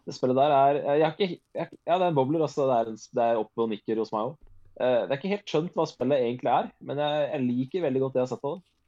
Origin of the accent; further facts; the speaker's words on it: Norway; jeg er norsk